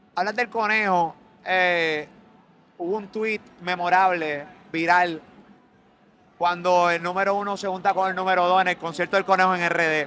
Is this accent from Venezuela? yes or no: no; Carolina, Puerto Rico; yo soy de Carolina